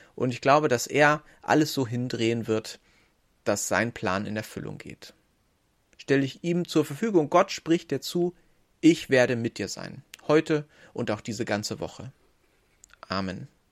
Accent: Northern Germany, Germany; Ich bin Norddeutscher

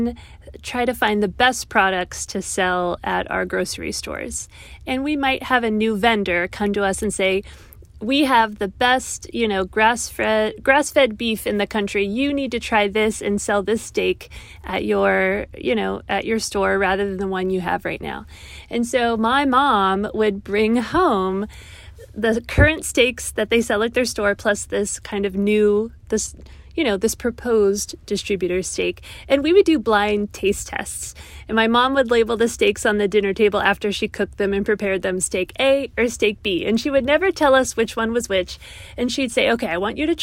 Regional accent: Pittsburgh, Pennsylvania, United States; my hometown of Pittsburgh, Pennsylvania, in the United States

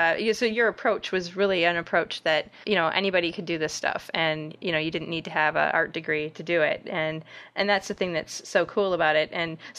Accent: Detroit, Michigan, United States; I grew up in Metro Detroit myself

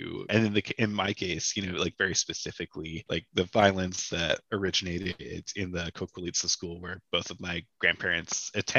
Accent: Canada; I'm not crazy about being Canadian.

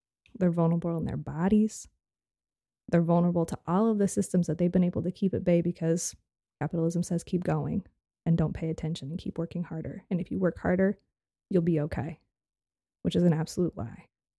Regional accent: West Coast, United States; a kid growing up on the West Coast, we learned about the civil rights movement of being something that happened in the other part of the country

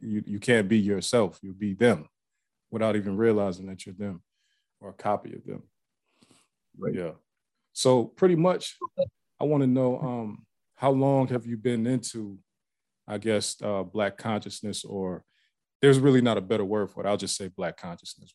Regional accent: Ohio, United States; moved away as an adult; also born or lived in Pennsylvania; now in Atlanta, United States; I live in Atlanta now, but I grew up in Ohio, but I was back and forth from PA to Ohio like my whole life.

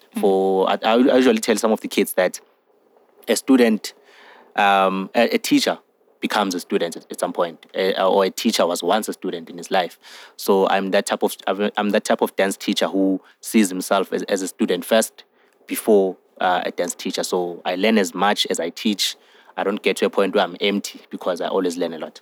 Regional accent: Johannesburg, Gauteng, South Africa; I'm 24 years of age and I'm from Johannesburg

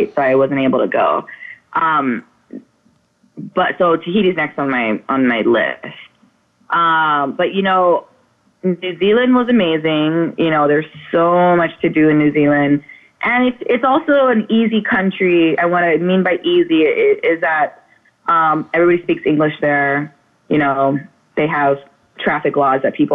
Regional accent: Oahu, Hawaii, United States; I'm from Oahu

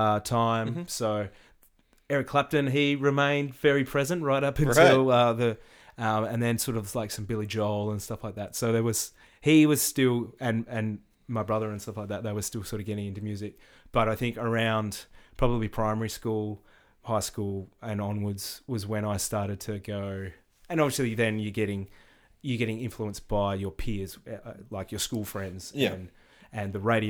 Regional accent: Hobart, Tasmania, Australia; I grew up in Hobart, Tasmania.

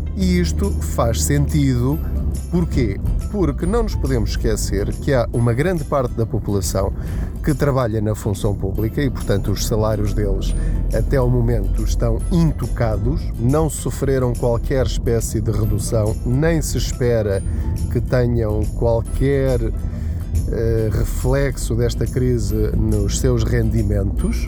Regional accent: Portugal; enquanto portugueses

